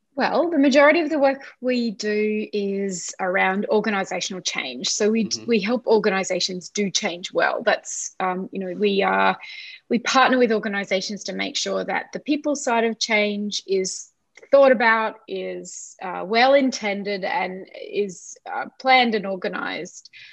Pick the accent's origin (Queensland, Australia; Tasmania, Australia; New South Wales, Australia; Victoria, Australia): Queensland, Australia; Brisbane; also born or lived in Ipswich, Queensland; I was born in Brisbane and yeah. have lived in Brisbane uh, and now Ipswich in Queensland. Mm-hmm. pretty much all of my life.